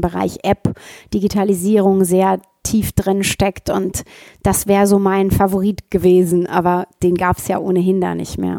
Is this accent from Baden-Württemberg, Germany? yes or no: no; Ruhr area, North Rhine-Westphalia, Germany; Ich komme auch aus dem Ruhrgebiet